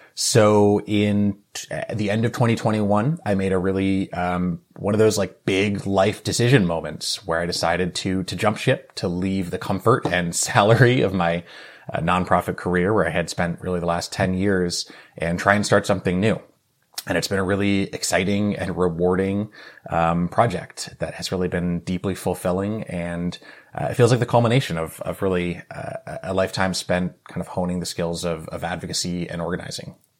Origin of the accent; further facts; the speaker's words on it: New England, United States; moved away as an adult; also born or lived in New York City; now in Bay Area, California, United States; I was born and raised in New England